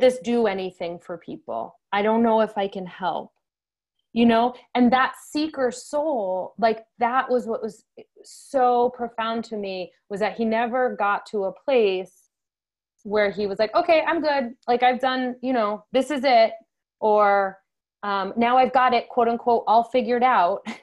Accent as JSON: {"language": "English", "region": "Connecticut", "country": "United States", "said": "I'm from Connecticut"}